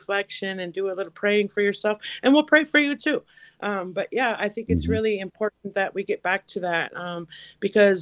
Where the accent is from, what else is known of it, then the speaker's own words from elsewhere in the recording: Leech Lake Reservation, northern Minnesota, United States; I'm from the Leech Lake Reservation in northern Minnesota